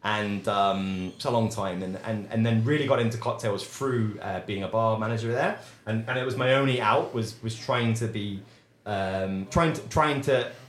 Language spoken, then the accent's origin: English; England, United Kingdom; accent: posh English; now in Edinburgh, United Kingdom; It's a really posh bar, which suited my posh English accent down to a T.